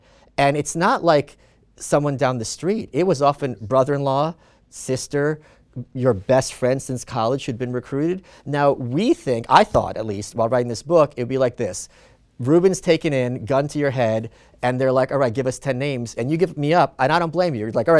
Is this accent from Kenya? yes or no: no; Ukraine; born there; I was born in the Soviet Union